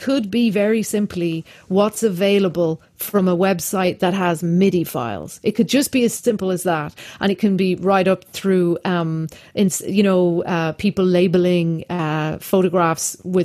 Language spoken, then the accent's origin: English; Ireland; I'm Irish.